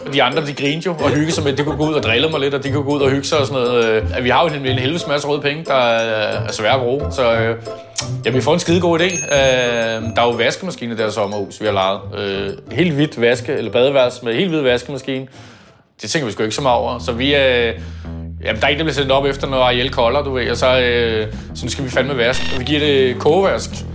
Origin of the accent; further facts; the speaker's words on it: Copenhagen, Capital Region of Denmark, Denmark; Født og opvokset på Østerbro.